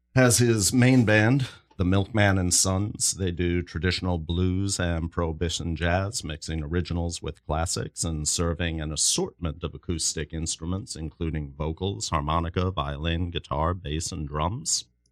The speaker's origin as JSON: {"language": "English", "region": "New York", "country": "United States", "said": "I'm from New York, so I'm a little more familiar with the New York scene"}